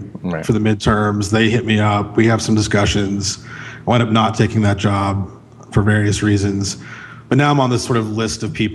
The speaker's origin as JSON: {"language": "English", "region": "Central Florida", "country": "United States", "tie": "born or raised there", "moved": "as an adult", "lives_now": "Chattanooga, United States", "said": "I grew up in Central Florida, but I'd gone to college here"}